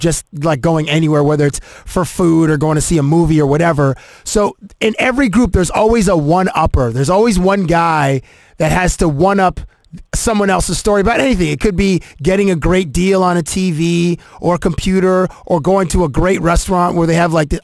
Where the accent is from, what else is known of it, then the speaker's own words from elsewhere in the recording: southwestern Ontario, Canada; also born or lived in Toronto; I'm from Toronto. I mean, we're from southwestern Ontario